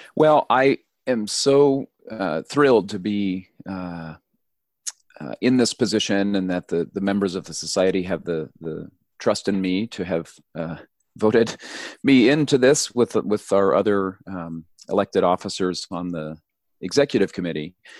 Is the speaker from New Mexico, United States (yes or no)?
yes; New Mexico, United States; I grew up in New Mexico